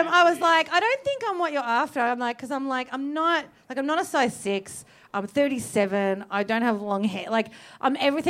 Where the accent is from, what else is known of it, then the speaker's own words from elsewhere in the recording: Werribee, Victoria, Australia; I'm from Werribee